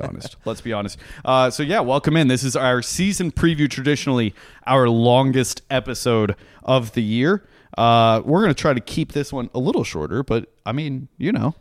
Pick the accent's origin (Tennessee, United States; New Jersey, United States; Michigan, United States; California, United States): Tennessee, United States; Franklin; I grew up in Franklin, Tennessee, which is just south of Nashville.